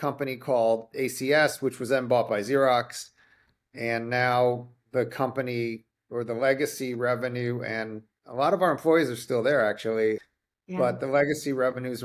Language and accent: English; New Jersey, United States; moved away; I grew up in New Jersey and we were in a small little town on the Jersey Shore, two Chinese families